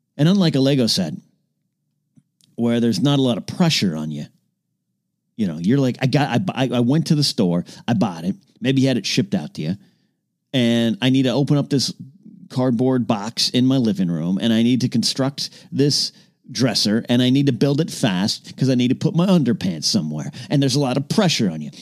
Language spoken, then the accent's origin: English; Arroyo Grande, California, United States; moved away; My hometown of Rio Grande, California